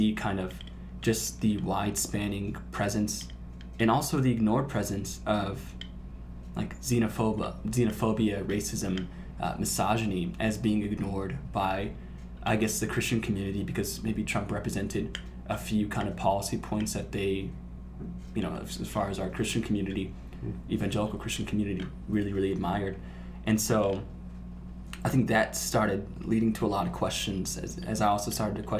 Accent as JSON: {"language": "English", "town": "Burbank", "region": "California", "country": "United States", "tie": "born or raised there", "said": "I grew up in Burbank"}